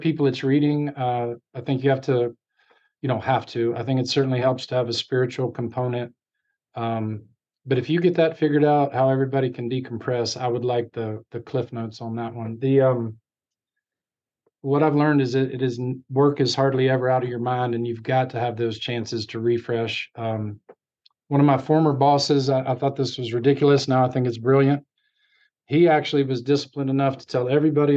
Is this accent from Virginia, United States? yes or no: yes; Virginia, United States; I'm from Virginia